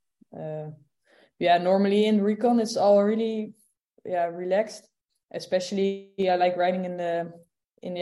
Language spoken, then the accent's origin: English; Netherlands; born or raised there